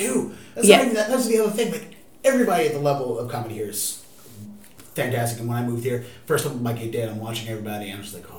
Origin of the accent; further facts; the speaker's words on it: Baltimore, Maryland, United States; moved away as an adult; now in Boston, United States; I'm from Baltimore and I've been here 2.5 years.